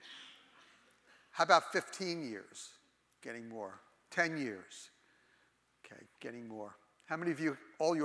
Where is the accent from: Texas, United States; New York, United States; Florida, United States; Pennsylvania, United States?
New York, United States; New York City; I was born and raised in the Holy Land, New York. Actually, I was born in the Holy of Holies, Brooklyn